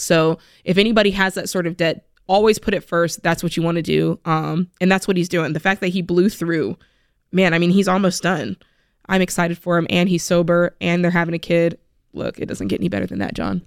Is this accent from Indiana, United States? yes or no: no; South Florida, United States; moved away; I'm from South Florida